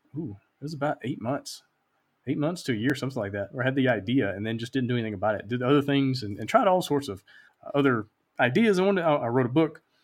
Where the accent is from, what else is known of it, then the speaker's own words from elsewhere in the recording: Alabama, United States; now in Honduras; I live in Honduras. I'm originally from Alabama.